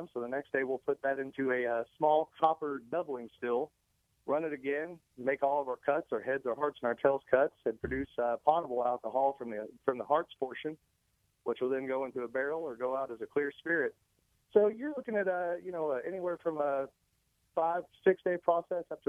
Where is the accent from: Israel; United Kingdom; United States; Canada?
United States; southern Indiana